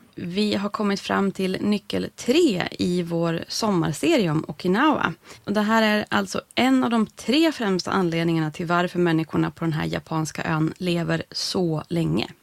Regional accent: Norrland, Sweden; som norrlänning

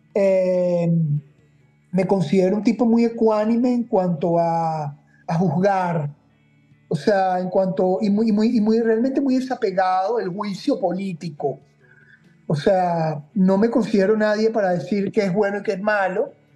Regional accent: Caracas, Capital District, Venezuela; moved away as an adult; yo caraqueño, sepa caraqueña, duro, me fui de, Venezuela cuando tenía 32 años, eh, pero coño, crecí en el Santiago de León

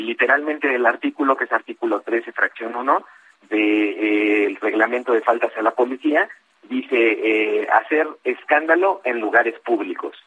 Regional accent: Oaxaca, Mexico; now in Mexico City, Mexico; yo nací en Oaxaca

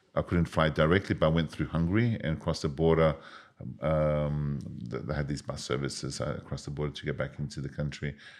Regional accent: Australia; moved away as an adult; also born or lived in Yugoslavia / England; being born and raised in Australia to Serbian Yugoslav parents

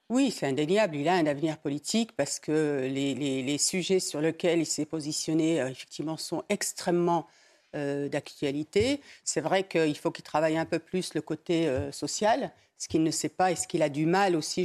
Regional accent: Dreux, Centre-Val de Loire, France; je suis de Dreux, de Dreux, qui est la ville royale

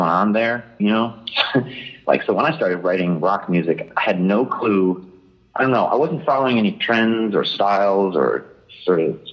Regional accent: Detroit, Michigan, United States; moved away; also born or lived in California; I moved from California back home to Detroit.

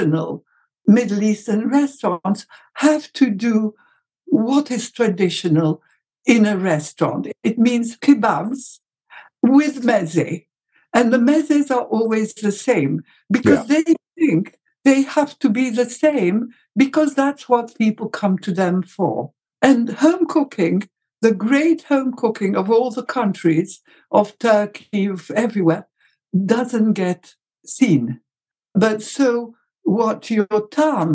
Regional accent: Egypt; in Egypt, we had zalabia

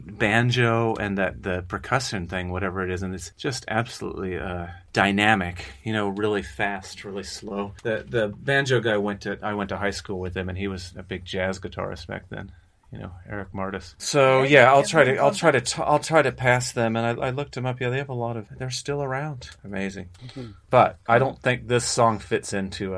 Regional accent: Kansas, United States; I'm from Kansas

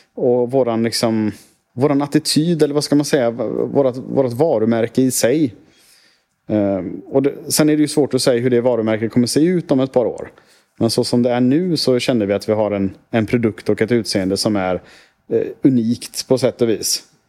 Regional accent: Sweden; som svensk

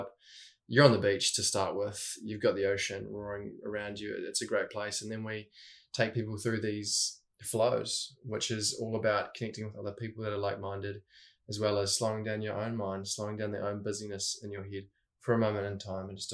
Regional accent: Christchurch, Canterbury, New Zealand; I was born in Christchurch, New Zealand, and was with my mum and dad until the age of three

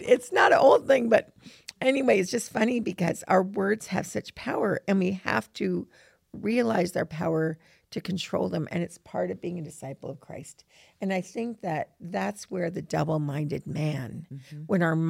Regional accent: New York, United States; So we grew up in New York, and I do have to say all my friends love to swear, and I loved clever swearing.

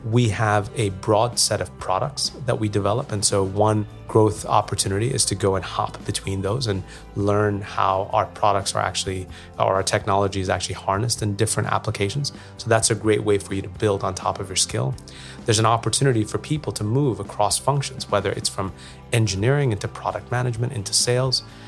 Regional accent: New York, United States; moved away; I grew up in New York

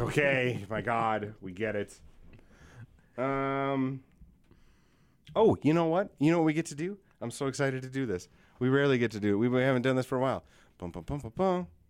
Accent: Yankton, South Dakota, United States; in the summer, I was raised on the Missouri River down by Yankton

